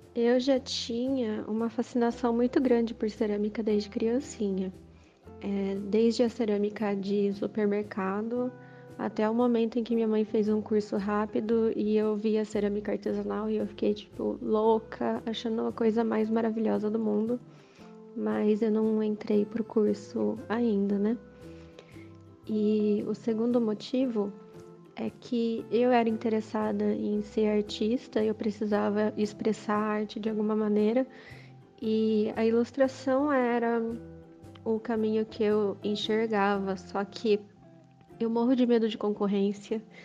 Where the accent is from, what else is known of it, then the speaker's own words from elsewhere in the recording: Campinas, São Paulo, Brazil; eu sou de Campinas